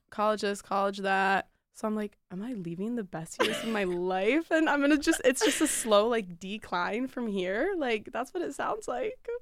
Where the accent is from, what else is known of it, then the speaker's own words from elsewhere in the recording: Grosse Pointe, Michigan, United States; I'm from Metro Detroit as well, Grosse Pointe.